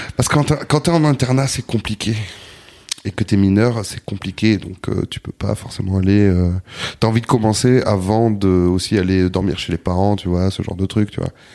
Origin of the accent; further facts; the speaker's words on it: Bordeaux, Nouvelle-Aquitaine, France; moved away as an adult; also born or lived in Basque Country / Anglet; now in Paris, France; je suis né à Bordeaux, j'ai grandi à Bordeaux, puis très jeune, à l'adolescence, je suis parti au Pays Basque